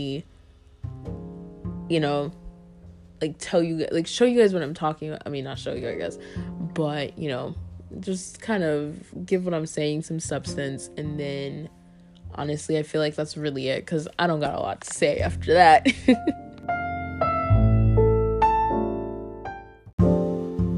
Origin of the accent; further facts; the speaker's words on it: the South, United States; I'm from the South